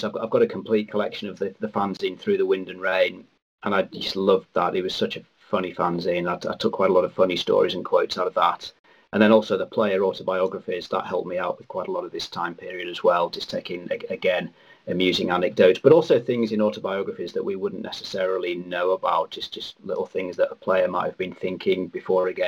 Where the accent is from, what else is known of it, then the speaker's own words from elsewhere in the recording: Cumbria, North West England, United Kingdom; I'm from Cumbria, and I went to a little primary school